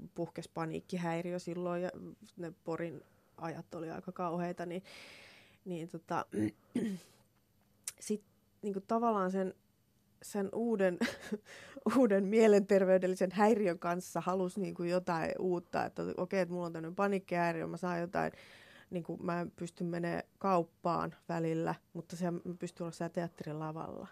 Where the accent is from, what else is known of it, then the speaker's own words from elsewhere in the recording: Laihia, Ostrobothnia, Finland; moved away; Mä oon Laihialta, joo. Pohjanmaalta